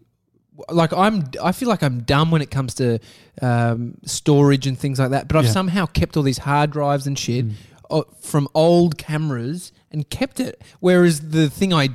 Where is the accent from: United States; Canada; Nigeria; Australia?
Australia; Melbourne, Victoria; also born or lived in Brighton, Victoria; We grew up in Gardenvale.